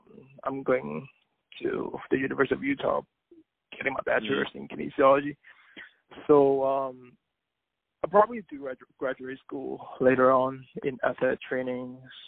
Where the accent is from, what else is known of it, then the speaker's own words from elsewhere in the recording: Hong Kong; we don't call ourselves Chinese. We prefer telling people, I'm a Hong Konger or I'm from Hong Kong.